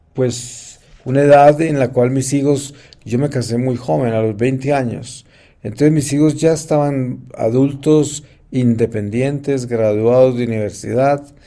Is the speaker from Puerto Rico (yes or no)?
no; Colombia; moved away; yo he vivido muy lejos de mi familia en Colombia porque yo me fui de Colombia muy joven